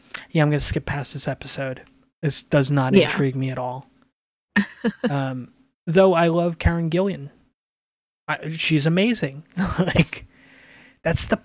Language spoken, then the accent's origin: English; Northeast, United States; growing up in the Northeast, we had PBS